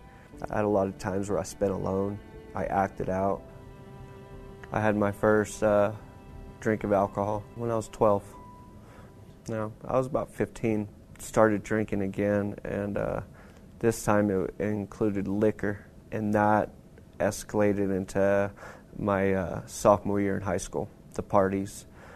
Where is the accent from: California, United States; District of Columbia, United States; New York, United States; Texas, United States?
Texas, United States; Lubbock; I am 39 years old. I'm from Lubbock, Texas.